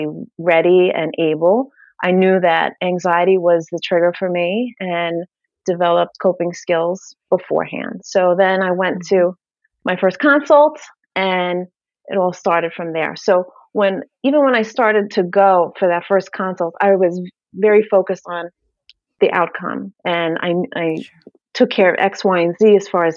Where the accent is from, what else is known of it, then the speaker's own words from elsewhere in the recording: New York City, New York, United States; moved away; I'm from Brooklyn, if you haven't gathered yet from the accent. So we lived in New York. I was born and raised there